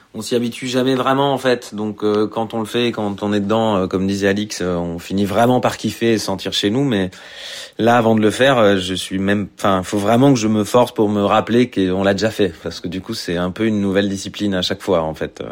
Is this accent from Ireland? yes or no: no; Italy; moved away; je suis italien, donc je suis né en 81, donc euh, bah quand tu mates, euh, ne serait-ce que les dessins animés, euh, voilà, les, mangas importés par Berlusconi en Italie